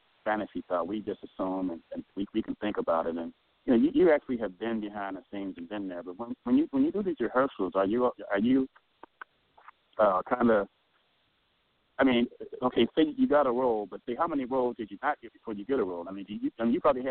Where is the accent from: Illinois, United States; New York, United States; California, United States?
Illinois, United States; Chicago; I was born and raised in Chicago